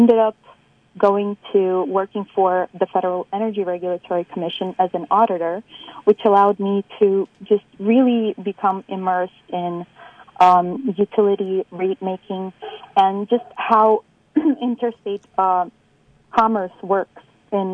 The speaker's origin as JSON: {"language": "English", "town": "New York City", "region": "New York", "country": "United States", "tie": "born or raised there", "said": "I grew up in New York, in Brooklyn, and as being an immigrant and a daughter of immigrants"}